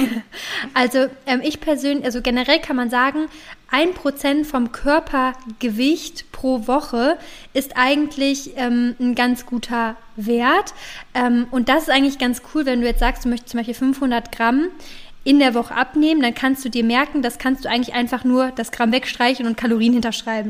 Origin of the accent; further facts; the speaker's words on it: Cologne, North Rhine-Westphalia, Germany; jedenfalls komme ich aus Köln